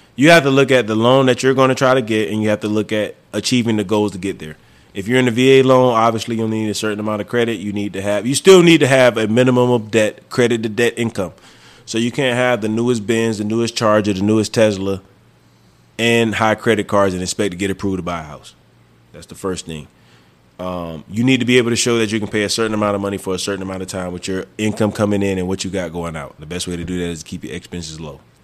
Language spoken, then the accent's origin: English; the South, United States; moved away; also born or lived in New Mexico; I'm from the South